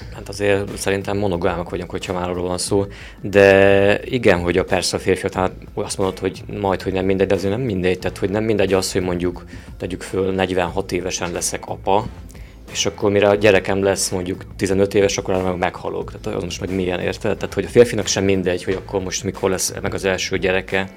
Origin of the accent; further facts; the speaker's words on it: Oradea, Bihor County, Romania; én is ott születtem. Még így is van olyan, hogy kicsinek érzem azt a városom